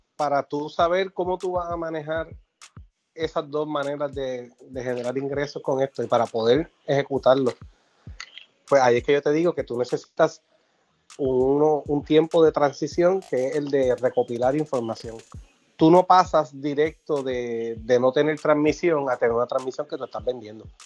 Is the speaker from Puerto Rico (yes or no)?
yes; San Germán, Puerto Rico; a usar a mi pueblo de ejemplo. San Germán transmite todos sus juegos por YouTube